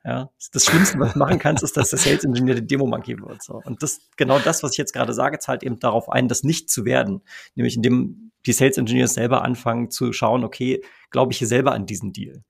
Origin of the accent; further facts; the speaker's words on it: Germany; bei uns in Deutschland